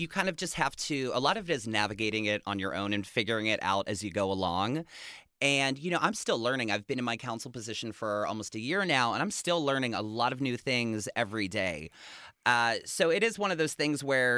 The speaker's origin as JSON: {"language": "English", "town": "Chicago", "region": "Illinois", "country": "United States", "tie": "born or raised there", "also_born_or_lived": "Pittsburgh, Pennsylvania", "moved": "as an adult", "lives_now": "Los Angeles, United States", "said": "I'm originally from Chicago. That's where I grew up. Well, I should say I was born in Pittsburgh. My family moved to Chicago when I was 9, and I lived in the city until I was 27"}